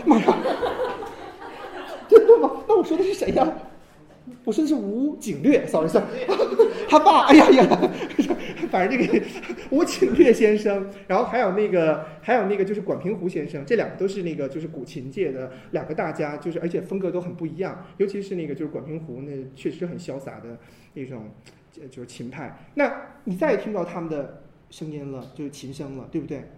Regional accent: China; 我们中国人最大的特点就是我们没有真正意义上的神

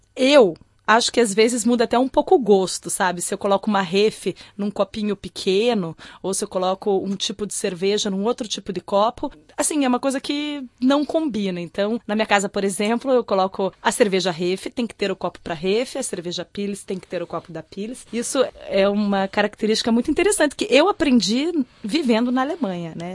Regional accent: Curitiba, Paraná, Brazil; moved away; Eu sou de Curitiba

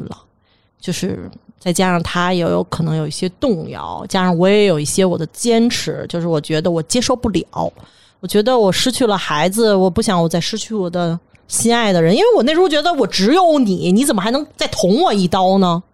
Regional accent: Beijing, China; 咱北京人

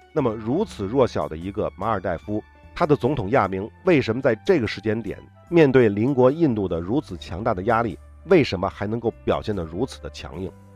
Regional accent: China; 我们中国人

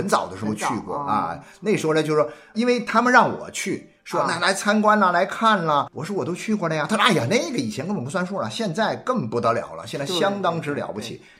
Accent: Jiangxi, China; 是我们老家这个江西的

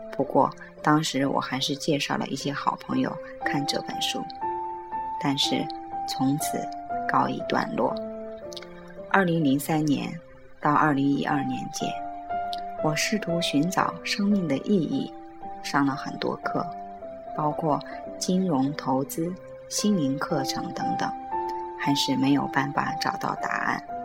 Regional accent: Johor Bahru, Johor, Malaysia; 我们的家乡新山

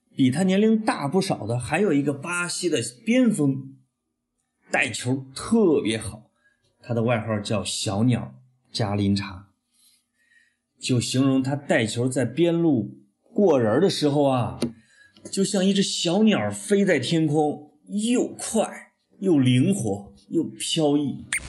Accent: China; 我们中国人

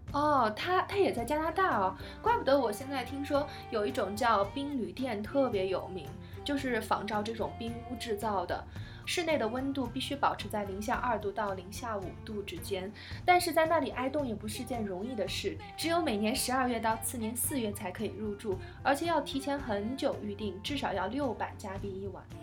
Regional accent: Northeast China, China; 我来自中国东北

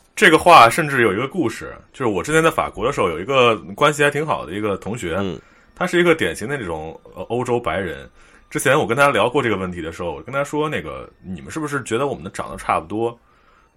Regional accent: China; moved away as an adult; also born or lived in Paris, France; 我来自中国的大伟哥，我现在在北非

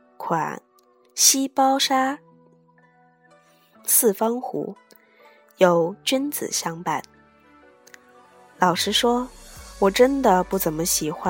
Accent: Hangzhou, Zhejiang, China; 因为以行书题名的黄奕为八西陵八家之一， 算是我们杭州人了。

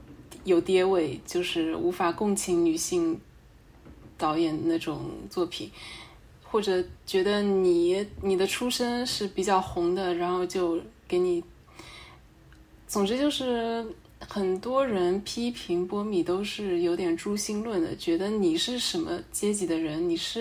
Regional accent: China; 就是我们中国人就不是很想承认的那种民族劣根性

